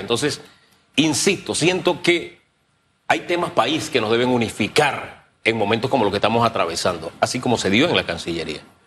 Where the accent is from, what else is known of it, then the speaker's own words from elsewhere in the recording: Panama; como panameños